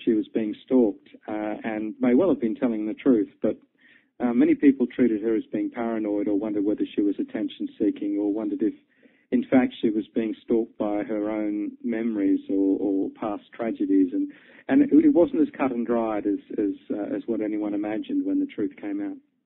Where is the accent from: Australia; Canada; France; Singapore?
Australia; moved away as an adult; also born or lived in London, United Kingdom; I was born and bred in Australia, but I spent a lot of time working in, in the UK on Fleet Street